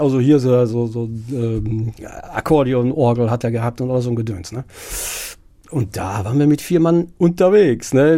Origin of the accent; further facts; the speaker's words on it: Herne, North Rhine-Westphalia, Germany; ich fühle mich auch als Wanne Eickeler, geboren in Wanne Eickel